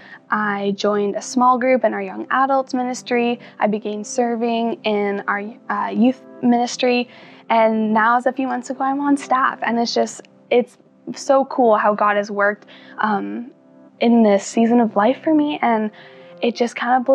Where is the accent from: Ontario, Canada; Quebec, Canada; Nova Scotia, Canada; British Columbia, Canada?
British Columbia, Canada; Langley; moved away as an adult; now in Edmonton, Canada; I'm from Langley, BC. I grew up with a loving family and attentive parents